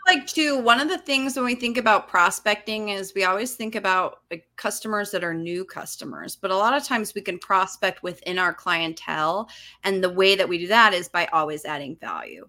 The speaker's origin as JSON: {"language": "English", "region": "Utah", "country": "United States", "tie": "born or raised there", "also_born_or_lived": "Los Angeles", "moved": "as an adult", "said": "I grew up in Utah. I moved to Los Angeles, I think I was twenty-three."}